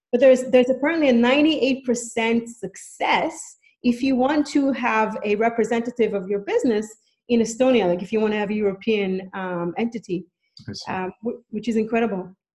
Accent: Israel; moved away as an adult; now in Canada; I'm from Canada. I mean, I'm originally from Israel, but I've been a Canadian since birth, and I've been living in Canada for the past 11 years

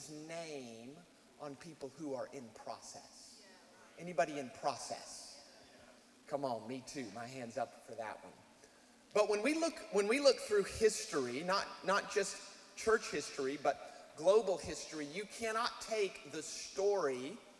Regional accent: United States; moved away; we are American, even though we live here

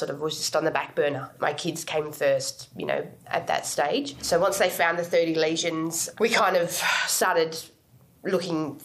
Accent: Perth, Western Australia, Australia; moved away as an adult; now in Sydney, Australia; I was born in Perth in Western Australia. Been living in Sydney for the past 9 years

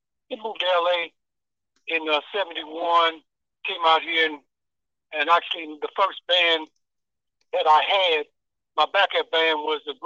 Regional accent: Terre Haute, Indiana, United States; I'm from Terre Haute, Indiana

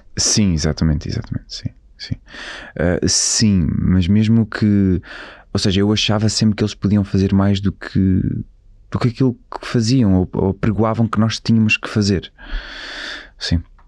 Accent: Colhoso, Bragança District, Portugal; moved away; eu cresci na, na aldeia com os meus avós. Eh, é uma aldeia que se chama Colhoso, que é ao pé de, de Izeda, a ficar a 30 km de Bragança.

